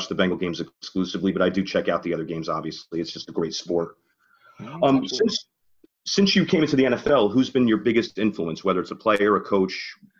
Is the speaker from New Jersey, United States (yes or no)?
yes; New Jersey, United States; I am a Jersey guy.